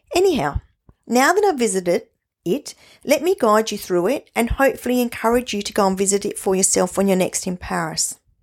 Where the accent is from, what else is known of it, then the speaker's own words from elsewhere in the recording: Australia; we are Australian, we're not English, or we're not German